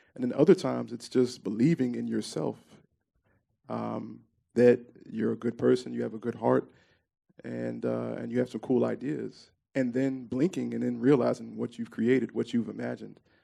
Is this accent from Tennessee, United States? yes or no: yes; Memphis, Tennessee, United States; I grew up in Orange Mound uh, primarily.